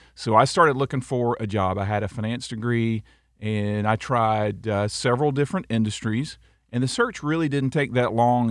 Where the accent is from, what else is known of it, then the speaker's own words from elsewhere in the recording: Auburndale, Florida, United States; also born or lived in Tennessee; I loved growing up in Auburndale